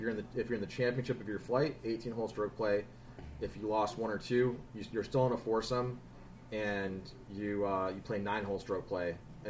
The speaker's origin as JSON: {"language": "English", "town": "Boston", "region": "Massachusetts", "country": "United States", "said": "people know that we're from Boston."}